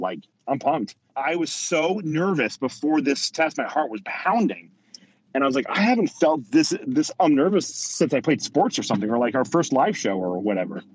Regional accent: Ohio, United States; I'm from Ohio

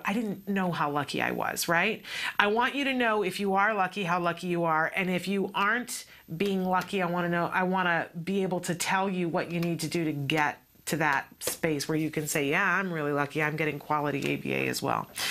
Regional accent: East Coast of the United States, United States; moved away; I grew up on the East Coast of uh, the United States

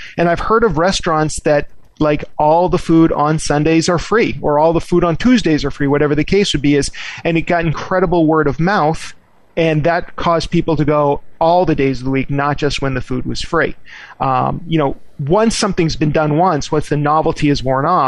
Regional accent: Boston, Massachusetts, United States; I grew up in the Boston area

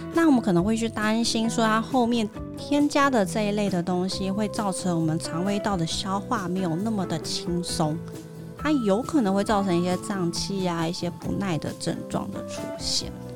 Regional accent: Taiwan; also born or lived in Germany; 后来再回到台湾的时候

